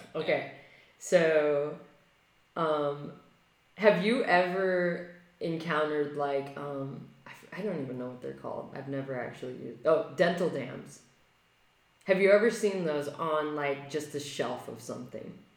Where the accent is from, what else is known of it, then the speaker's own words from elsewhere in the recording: California, United States; I'm a Californian